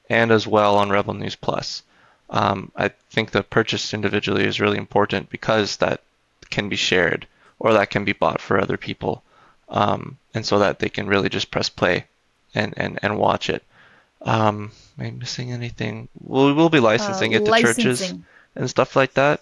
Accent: Canada; I'm Canadian

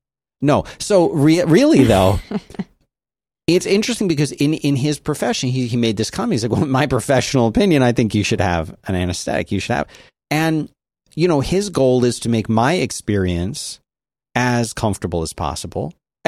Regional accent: Rome, Lazio, Italy; born there; No, this is like, I was born in Rome. Italy.

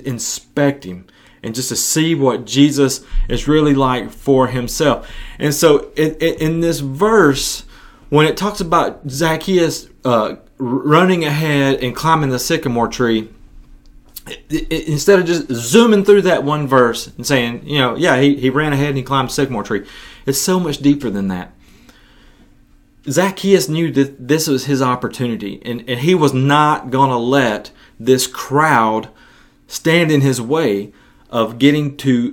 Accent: West Tennessee, United States; my hometown in West Tennessee

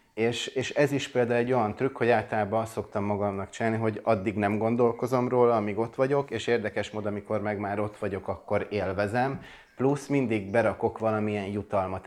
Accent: Budapest, Hungary; Budapesten születtem, nőttem fel

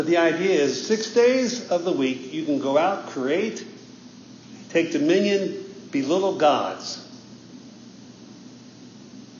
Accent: United States; as American Christians

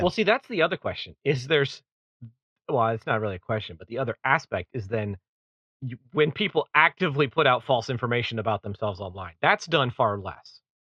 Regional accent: East Coast, United States; Where I grew up on the East Coast

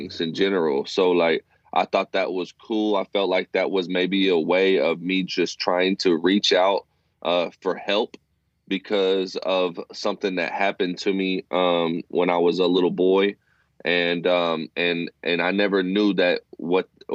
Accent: Fort Worth, Texas, United States; now in Abilene, United States; I was born and raised in Fort Worth, Texas.

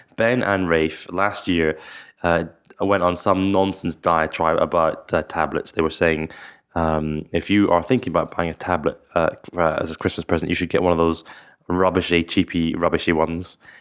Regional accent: Scotland, United Kingdom; I'm from Scotland

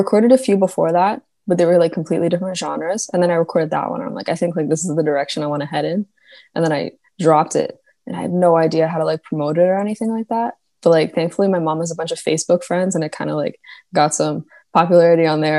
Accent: a small town in Ontario, Canada; also born or lived in Markham, Ontario; now in Kitchener, Canada; I grew up in like a really small town. And then I moved to like the city I'm living in now, Kitchener.

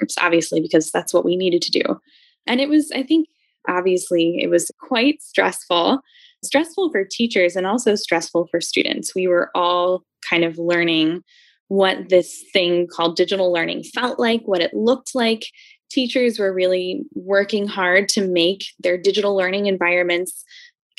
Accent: Philadelphia, Pennsylvania, United States; I grew up in Philly. I absolutely love my city.

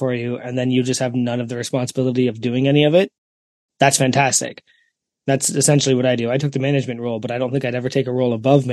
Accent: Ontario, Canada; We're from Ontario

